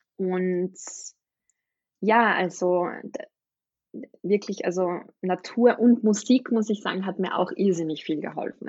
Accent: Austria; ich bin aus Österreich

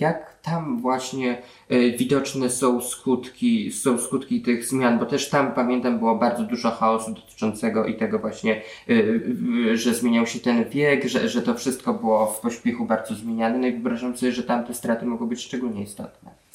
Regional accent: Warsaw, Masovian Voivodeship, Poland; jestem wprawdzie z Warszawy, ale z, z Pragi, starej Pragi

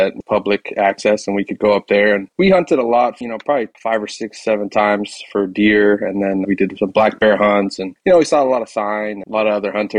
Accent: Seattle, Washington, United States; So moving around a few different times, mainly growing up in Seattle

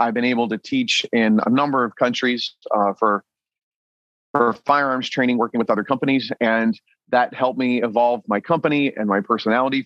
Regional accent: New Castle, Delaware, United States; now in New Mexico, United States; I grew up in a little town called Newcastle, Delaware

